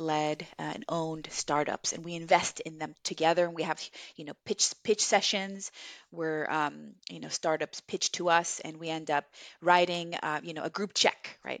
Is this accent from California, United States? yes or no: yes; Los Angeles, California, United States; English is a second language; also born or lived in Viña del Mar, Chile; I came here to America when I was, uh, nine years old in elementary school to the San Fernando Valley, the, um, in Los Angeles